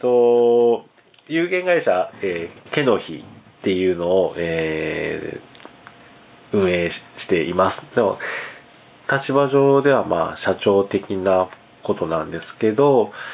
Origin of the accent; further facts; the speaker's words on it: Ogijima, Kagawa, Japan; moved away as an adult; also born or lived in Osaka; もともと木島の出身なんですけど、まあ、18年、うん、えー、18歳で大阪に渡って